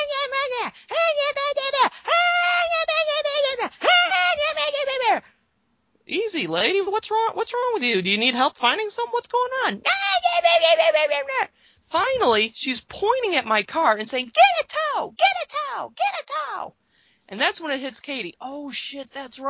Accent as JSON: {"language": "English", "region": "Michigan", "country": "United States", "said": "I'm from Michigan"}